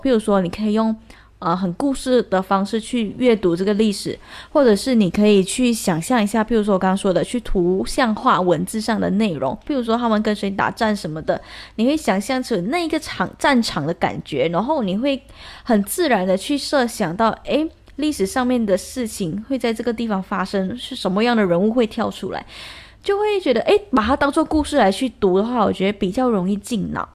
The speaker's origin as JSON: {"language": "Chinese", "country": "Malaysia", "tie": "born or raised there", "also_born_or_lived": "Taiwan", "said": "生长在马来西亚这个环境"}